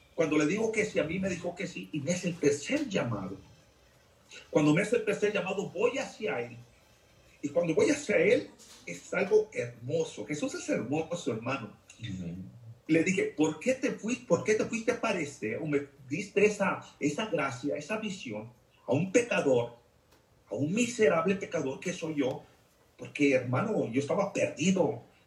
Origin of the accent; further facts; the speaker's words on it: Jalisco, Mexico; now in Lexington, United States; soy de México, Jalisco, y radico aquí en Estados Unidos, Lexington, Nebraska.